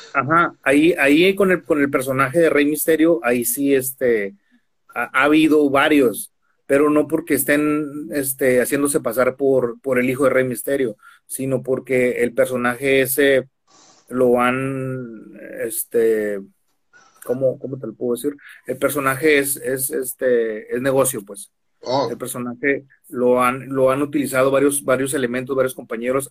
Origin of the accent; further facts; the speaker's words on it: Tijuana, Baja California, Mexico; moved away as an adult; now in Mexicali, Mexico; soy originario de Tijuana